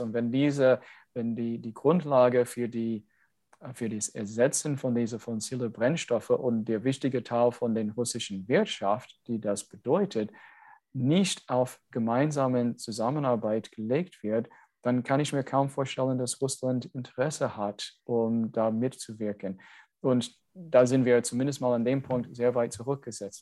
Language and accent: German; United States; German is a second language; now in Germany; ich als Amerikaner